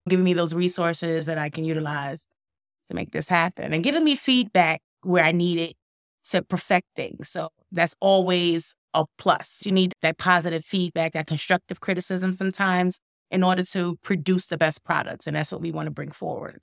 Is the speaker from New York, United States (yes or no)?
yes; Brooklyn, New York, United States; now in Binghamton, United States; I'm from Brooklyn or, originally